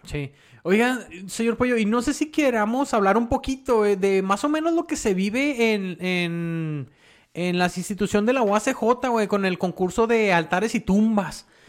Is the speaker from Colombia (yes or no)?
no; Mexico; somos mexicanos